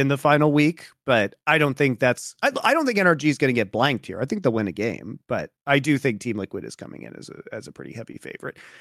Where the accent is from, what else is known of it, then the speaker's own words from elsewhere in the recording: Colorado, United States; now in Los Angeles, United States; going back to my home state